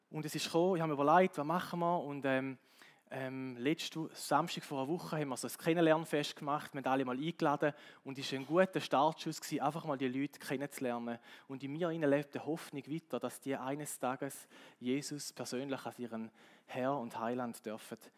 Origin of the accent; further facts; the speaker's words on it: Switzerland; und als Schweizer habe ich das Gefühl gehabt, oder die Schweizer Mentalität ist so, wir können eigentlich gut mit dem leben, wir können in unseren vier Wänden leben